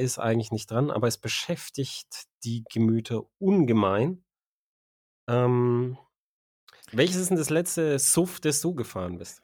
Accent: Germany; als Deutscher.

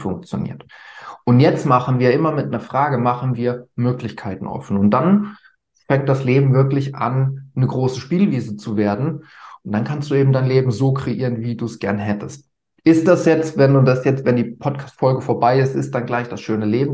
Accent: Germany; bei uns in Deutschland

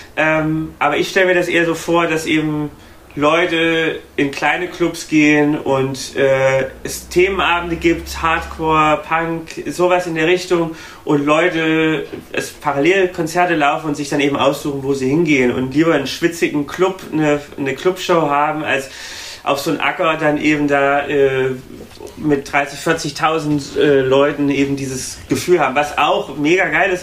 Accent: Thuringia, Germany; now in Berlin, Germany; nach Thüringen, wo ich herkomme

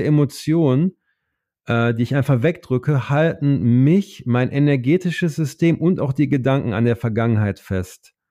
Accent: Oer-Erkenschwick, North Rhine-Westphalia, Germany; moved away as an adult; also born or lived in United States; an meine Heimat, damit ich das nicht, ich wollte immer so weit wie möglich weg sein von OR Erkenschwick

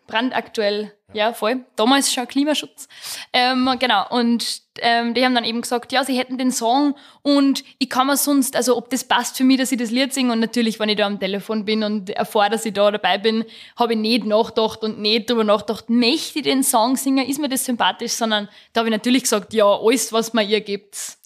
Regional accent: Rechberg, Upper Austria, Austria; Ich komme aus Rechberg im Mühlviertel, ähm, im Mühlviertel da in der Nähe von Perg. Bin am Land aufgewachsen

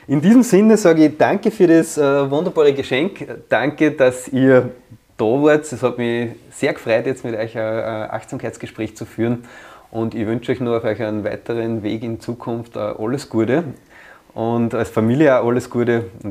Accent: Vienna, Austria; In Wien, wo ich herkomme, ist das gar nicht so leicht

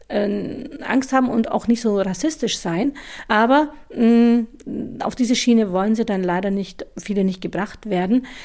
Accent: India; now in Germany; ja, ich komme aus Indien, aber äh, egal, ich bin hier, ich bin Deutsche und ich will Deutsche sein.

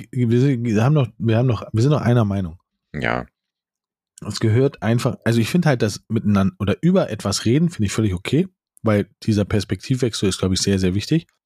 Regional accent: France; German is a second language; now in Germany; Ich bin eine Französin und lebe schon sehr, sehr lange in Deutschland.

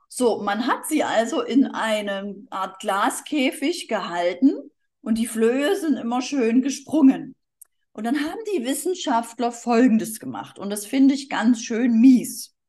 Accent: Dresden, Saxony, Germany; moved away as an adult; also born or lived in Berlin / Erding; ursprünglich bin ich aus Dresden, da bin ich zur Schule gegangen

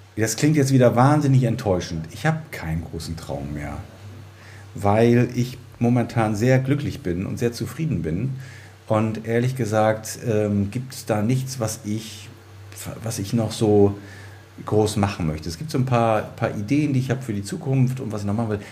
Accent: Germany; ich bin ja in der DDR geboren worden und habe meine Kindheit in der DDR verbracht

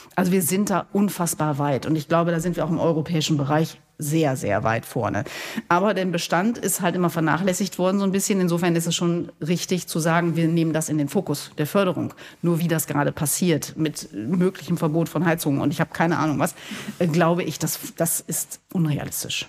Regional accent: Gescher, North Rhine-Westphalia, Germany; Bei uns in Gescher, in dem Ort, wo ich wohne und herkomme, gibt es eine Glockengießerei

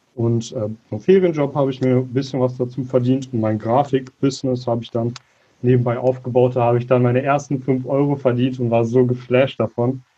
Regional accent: Münster area, North Rhine-Westphalia, Germany; komme aus dem Bereich Münster, aus einer kleinen Vorstadt davon

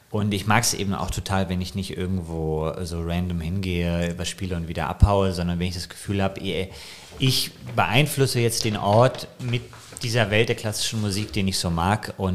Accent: Bonn, North Rhine-Westphalia, Germany; da sind wir in, sozusagen in meiner Heimat in Endenich

